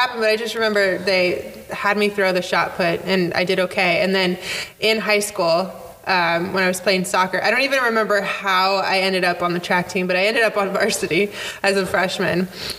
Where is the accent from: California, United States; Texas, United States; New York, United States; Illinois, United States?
California, United States; Yorba Linda; I grew up in Orange County, Yorba Linda.